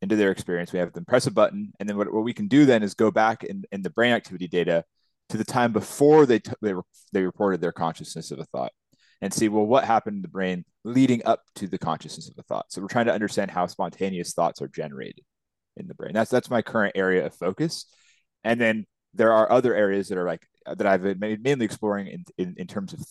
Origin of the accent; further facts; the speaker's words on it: Seattle, Washington, United States; moved away as an adult; now in Vancouver, Canada; I was born and raised in Seattle, Washington, just over the border from Vancouver